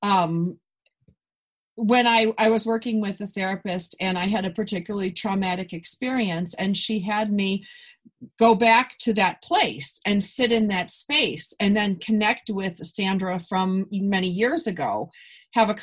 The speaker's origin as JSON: {"language": "English", "town": "Buffalo", "region": "New York", "country": "United States", "moved": "yes", "lives_now": "Los Angeles, United States", "said": "I'm from Buffalo"}